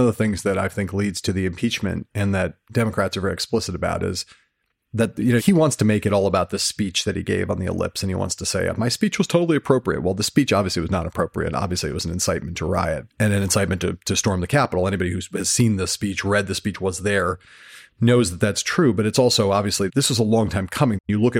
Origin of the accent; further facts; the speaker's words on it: Germany; He would say all the time that he liked me because I was from Germany.